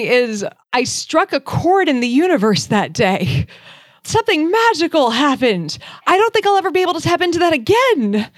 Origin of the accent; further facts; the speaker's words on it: Boston, Massachusetts, United States; moved away; I'm from Boston originally.